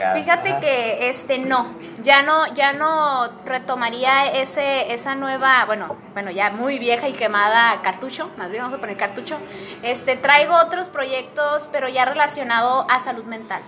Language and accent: Spanish; Mexico; vengo allá de México, de México